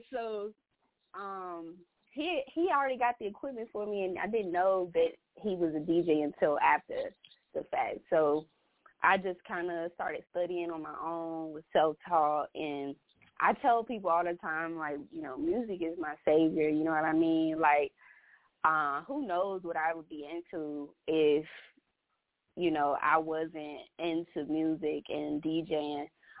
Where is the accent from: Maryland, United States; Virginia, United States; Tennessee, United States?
Virginia, United States; Lynchburg; Lynchburg, Virginia.